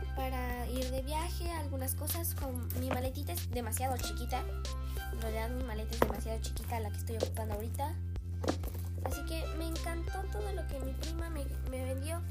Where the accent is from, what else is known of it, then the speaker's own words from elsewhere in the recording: Mexico; Soy mexicana. Sí, soy mexicana